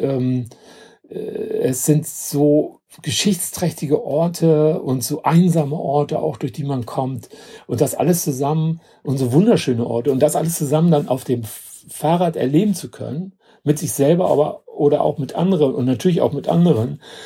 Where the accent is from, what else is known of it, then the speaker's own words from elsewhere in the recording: Hamburg, Germany; von Hamburg, also meine Heimatstadt